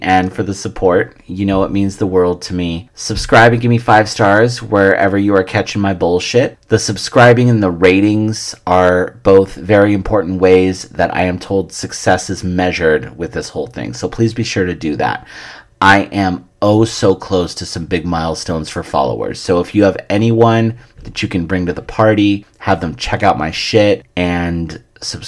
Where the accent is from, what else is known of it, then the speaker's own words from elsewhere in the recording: San Francisco, California, United States; it being my hometown